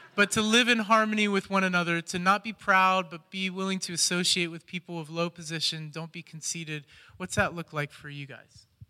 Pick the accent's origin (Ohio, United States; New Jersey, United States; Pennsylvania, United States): Ohio, United States; Columbus; moved away as an adult; now in Cleveland, United States; I'm from Columbus originally